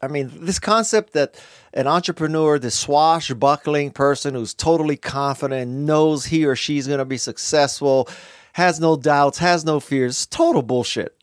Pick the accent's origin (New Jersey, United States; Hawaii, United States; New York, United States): Hawaii, United States; Honolulu; moved away as an adult; also born or lived in Bay Area, California / Los Angeles, California; I grew up in Honolulu, Hawaii, and I left Hawaii to go to school in the Bay Area